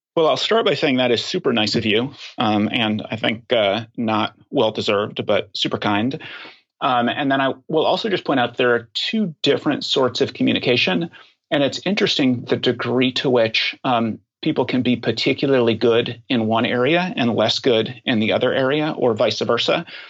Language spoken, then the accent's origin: English; Oklahoma, United States; moved away as an adult; now in Washington, D.C., United States; my formative years, uh, I grew up in Oklahoma.